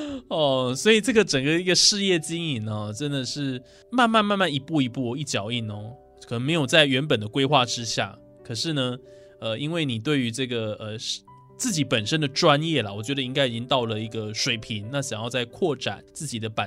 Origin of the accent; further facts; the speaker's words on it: Taiwan; 对啊，身为台湾人，还是要会台语比较好。